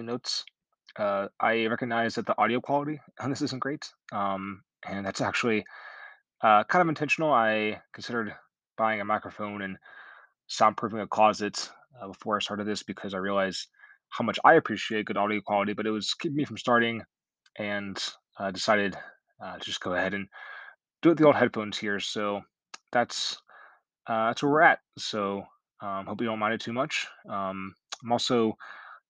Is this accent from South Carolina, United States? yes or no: yes; Myrtle Beach, South Carolina, United States; I was born on October 11th, 1992, in Myrtle Beach, South Carolina.